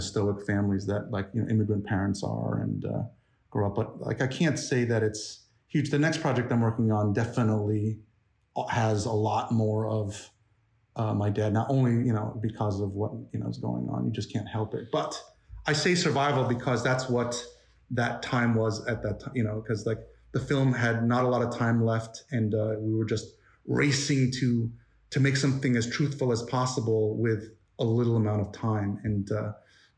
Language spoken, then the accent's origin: English; United States; I'm Korean American.